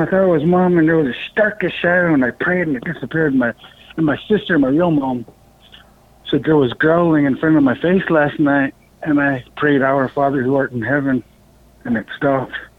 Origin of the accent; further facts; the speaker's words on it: Bethel, Alaska, United States; I was born and raised in Bethel, Alaska. Um, I lived here in Alaska all my life